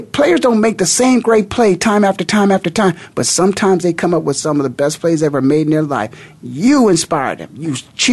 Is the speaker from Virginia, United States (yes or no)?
no; Canton, Ohio, United States; now in Phoenix, United States; My hometown. The Hall of Fame city, Canton, Ohio.